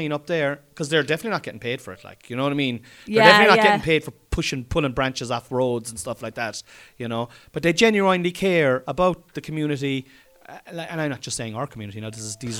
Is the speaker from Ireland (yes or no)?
yes; Ireland; I'm Irish.